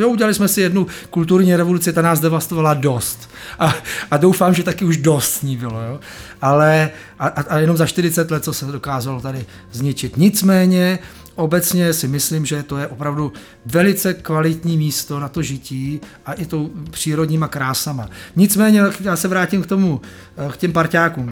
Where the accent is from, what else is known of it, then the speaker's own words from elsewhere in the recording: Prague, Czechia; Já jsem vyrostl tady v Praze na horách, na Proseku